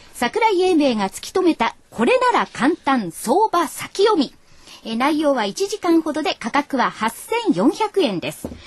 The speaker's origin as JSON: {"language": "Japanese", "town": "Utsunomiya", "region": "Tochigi", "country": "Japan", "tie": "born or raised there", "said": "私もあの、宇都宮育ちですので、栃木の"}